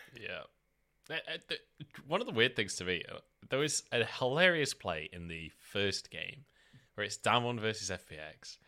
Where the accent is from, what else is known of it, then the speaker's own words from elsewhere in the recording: United Kingdom; I'm British